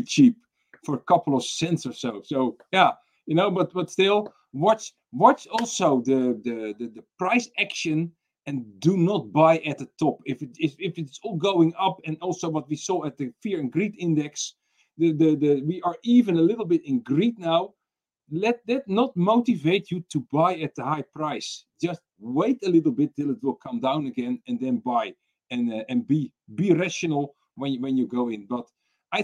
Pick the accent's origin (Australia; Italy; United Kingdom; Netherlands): Netherlands; I'm from the Netherlands